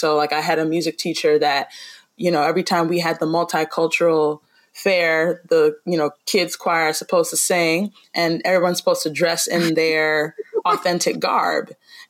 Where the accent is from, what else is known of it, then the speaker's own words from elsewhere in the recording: Midwest, United States; I was pretty much born and raised in the Midwest portion of this country. And I always laugh and joke that I feel like I had like a Southern Black American experience in the North